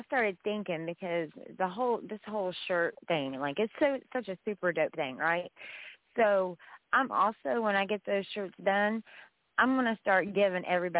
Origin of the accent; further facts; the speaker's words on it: West Virginia, United States; I'm from West Virginia. I'm not Southern like Savannah, Georgia.